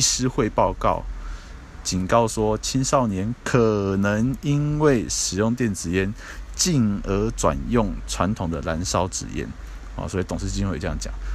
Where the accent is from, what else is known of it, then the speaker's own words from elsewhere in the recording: Taiwan; 我们台湾这边